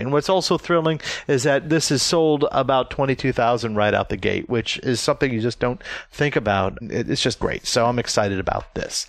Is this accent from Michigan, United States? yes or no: no; Florida, United States; where I grew up in Florida